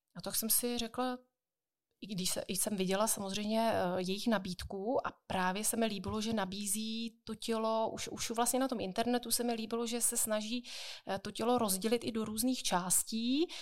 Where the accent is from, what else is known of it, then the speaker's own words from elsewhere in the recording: Jaroměř, Hradec Králové Region, Czechia; u nás v Jaroměři